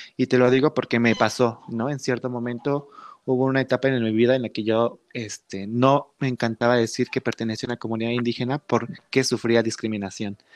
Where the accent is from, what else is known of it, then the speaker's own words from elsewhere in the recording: Pinotepa Nacional, Oaxaca, Mexico; yo soy originario de aquí de la, ah, región de la Mixteca, principalmente de Pinotapa Nacional